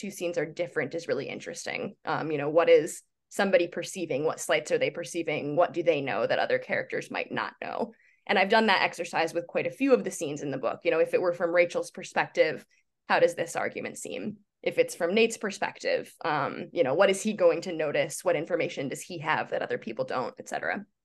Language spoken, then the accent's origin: English; Midwest, United States; I I grew up in the Midwest.